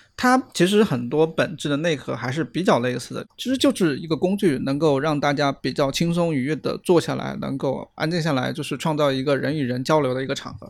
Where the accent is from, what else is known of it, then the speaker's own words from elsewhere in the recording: Huanggang, Hubei, China; moved away; 我老家是湖北黄冈的